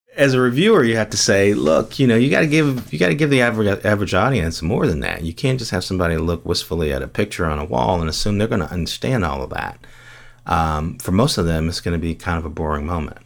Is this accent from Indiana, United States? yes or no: yes; Gary, Indiana, United States; also born or lived in Bloomington; I grew up in Gary, Indiana